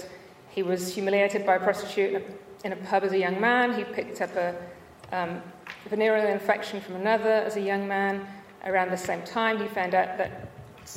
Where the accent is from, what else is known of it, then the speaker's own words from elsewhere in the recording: Sheffield, Yorkshire and the Humber, United Kingdom; When I was a child growing up in Sheffield